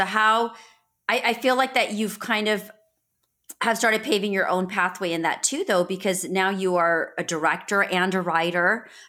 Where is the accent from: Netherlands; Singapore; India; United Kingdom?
India; I'm being Indian, being South Asian